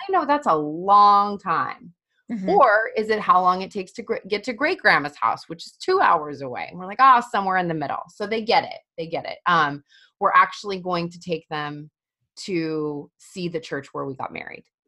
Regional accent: Colorado, United States; I'm from Colorado

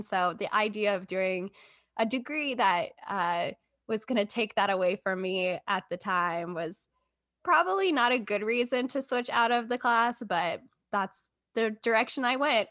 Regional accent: Texas, United States; moved away as an adult; also born or lived in Columbia, Missouri; I grew up in Texas.

